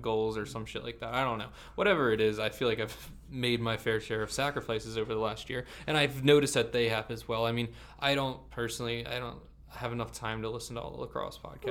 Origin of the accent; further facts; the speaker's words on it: Vineland, New Jersey, United States; I'm a 25 minute drive from Philadelphia, but I'm from Vineland, New Jersey